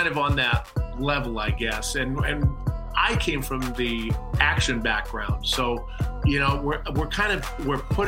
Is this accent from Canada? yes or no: yes; Saskatoon, Saskatchewan, Canada; I grew up in Saskatoon, Saskatchewan